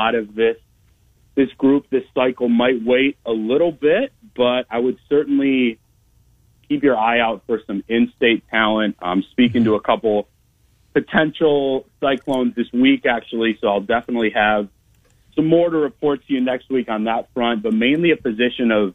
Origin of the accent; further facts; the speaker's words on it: Madison, Wisconsin, United States; moved away as an adult; also born or lived in Rockford, Illinois / Waunakee, Wisconsin; now in Iowa, United States; I'm a Midwest native myself, born in Rockford, Illinois. I grew up in Madison, Wisconsin